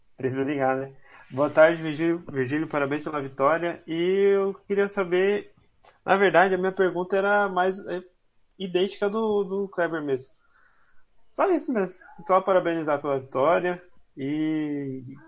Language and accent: Portuguese; Campo Grande, Mato Grosso do Sul, Brazil; Nasci em Campo Grande